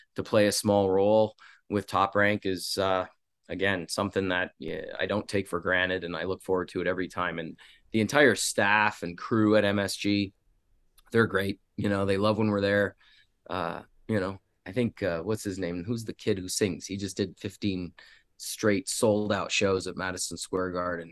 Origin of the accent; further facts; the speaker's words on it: Canada; now in Las Vegas, United States; I'm Canadian hockey junkie